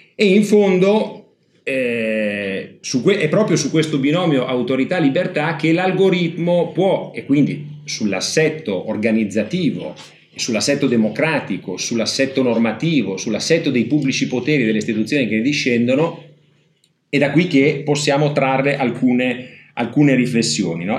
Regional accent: Ferrara, Emilia-Romagna, Italy; io sono di Ferrara

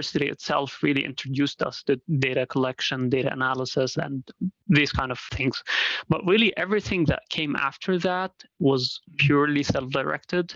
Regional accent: Dubai, United Arab Emirates; moved away as an adult; also born or lived in Syria; now in Rochester, United States; I'm originally from Syria, actually, but I lived most of my life in Dubai, in the UAE.

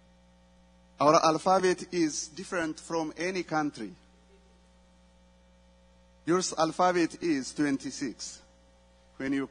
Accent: Ethiopia; we came from Ethiopia

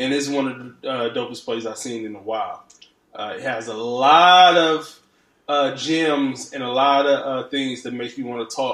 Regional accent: Detroit, Michigan, United States; also born or lived in Dallas area, Texas; now in Los Angeles, United States; I'm from Detroit

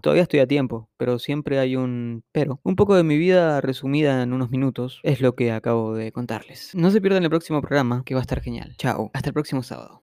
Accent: Argentina; also born or lived in Buenos Aires; vivo en Capital Federal, soy argentino

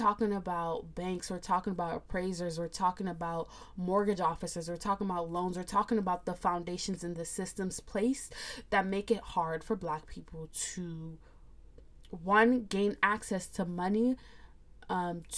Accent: United States; I'm a Nigerian American. I say that because I was born here

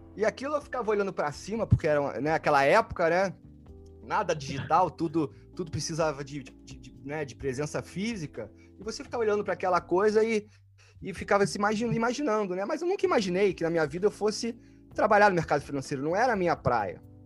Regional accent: Rio de Janeiro, Brazil; moved away as an adult; also born or lived in United States; now in Netherlands; eu venho do Rio de Janeiro, do Brasil, nasci no Rio de Janeiro, no Brasil

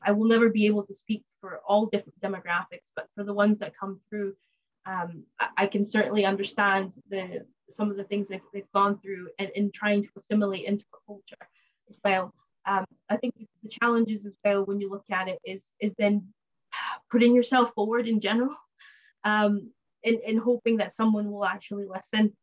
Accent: United States; moved away as an adult; now in Scotland, United Kingdom; I was raised in the U S

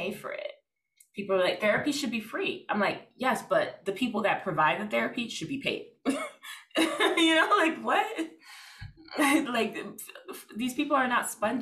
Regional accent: New York City, New York, United States; I'm from Brooklyn. I don't know. I'm in Brooklyn.

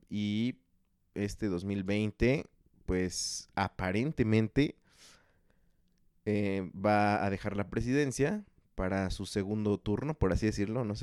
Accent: Chalco, State of Mexico, Mexico; Lo curioso es que tampoco me siento ya de, de Chalco, o sea, no, no tengo un arraigo por mi ciudad natal, por así decirlo. Sé que tampoco soy de la Ciudad de México, entonces ya no sé a dónde pertenezco.

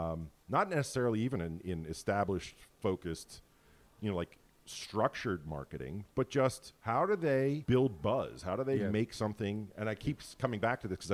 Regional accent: Erie, Pennsylvania, United States; I was born in Erie

